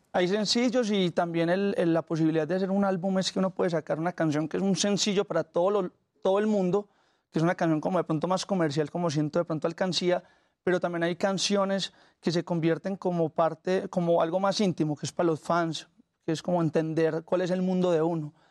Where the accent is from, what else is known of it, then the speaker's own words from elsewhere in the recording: Colombia; accent: paisa; yo vengo de Colombia, pero gran parte de mi influencia ha sido mexicana